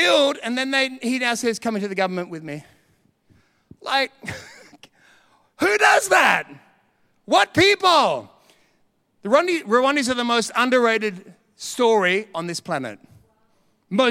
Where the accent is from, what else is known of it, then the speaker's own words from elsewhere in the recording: Australia; being Australian